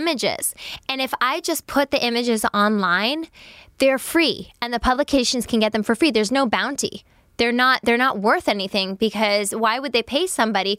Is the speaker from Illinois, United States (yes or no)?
no; New York, United States; I'm a New Yorker.